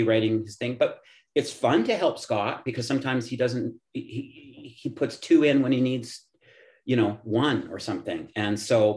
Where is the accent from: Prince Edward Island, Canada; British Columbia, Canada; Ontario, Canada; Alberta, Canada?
Alberta, Canada; Edmonton; I'm from Edmonton.